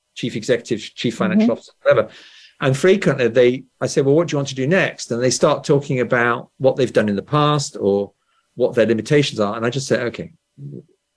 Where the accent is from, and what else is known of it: England, United Kingdom; born or raised there